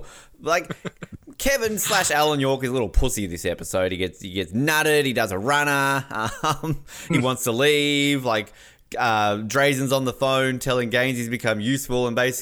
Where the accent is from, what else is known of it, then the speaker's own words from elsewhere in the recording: Snug, Tasmania, Australia; Yeah, I'm totally from Snug. You know, you think northern suburbs were tough. You should go to go to Snug.